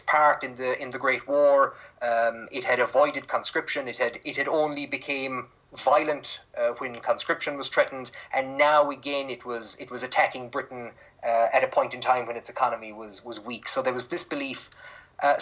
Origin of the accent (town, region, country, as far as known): Ireland